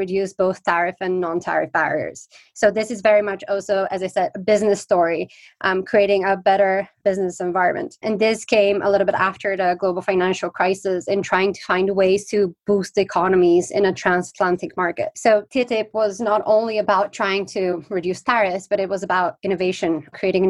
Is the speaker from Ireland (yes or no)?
no; Bulgaria; moved away as an adult; also born or lived in Italy / Belgium; now in United Kingdom; I'm from Bulgaria, but I've spent the past 15 years in Italy, Belgium, and most recently the UK